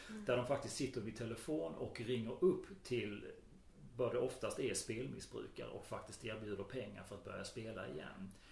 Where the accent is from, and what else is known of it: Skåne, Sweden